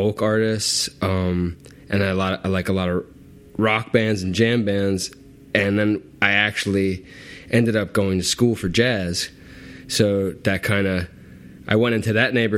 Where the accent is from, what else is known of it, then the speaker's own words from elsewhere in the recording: Philadelphia, Pennsylvania, United States; moved away as an adult; also born or lived in Maryland; now in Los Angeles, United States; I'm originally from Philadelphia. And then I spent a little time in Maryland and ended up back in Philadelphia area